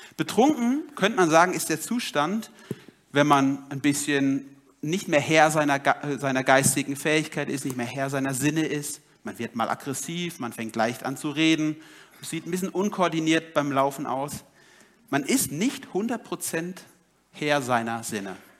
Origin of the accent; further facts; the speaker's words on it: Germany; ich als Deutscher